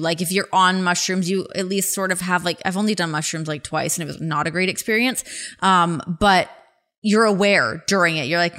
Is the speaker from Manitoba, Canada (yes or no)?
no; Toronto, Ontario, Canada; now in Cincinnati, United States; I'm from Toronto.